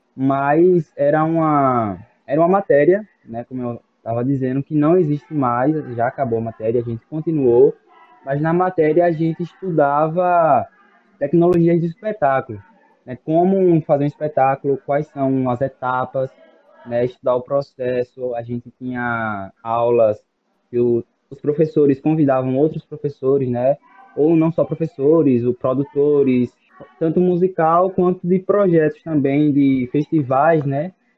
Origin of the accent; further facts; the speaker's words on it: Aracaju, Sergipe, Brazil; moved away as an adult; now in Feira de Santana, Brazil; sou de Aracaju, Sergipe, mas fui para lá para estudar música